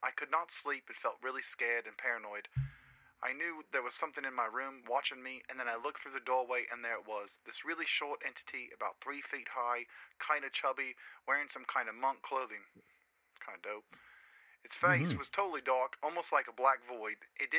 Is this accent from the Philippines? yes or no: no; Peru; English is a second language; I'm originally from Peru, so please forgive my grammar.